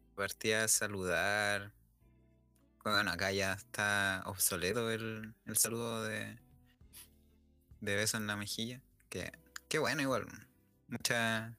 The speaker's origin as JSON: {"language": "Spanish", "country": "Chile", "said": "nosotros en Chile somos los europeos de, Sudamérica."}